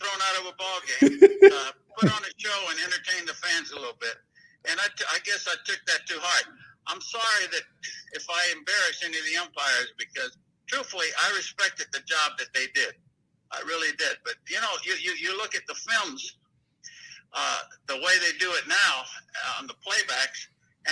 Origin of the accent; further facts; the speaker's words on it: Tampa, Florida, United States; my hometown in Tampa